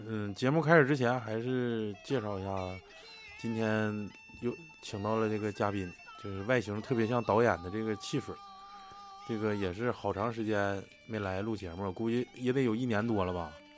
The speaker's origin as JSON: {"language": "Chinese", "region": "Northeast China", "country": "China", "said": "作为一个中国人和东北人"}